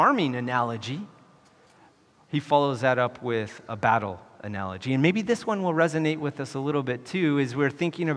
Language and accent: English; United States; moved away as an adult; also born or lived in Wyoming / Colorado / California; Growing up in Wyoming and Colorado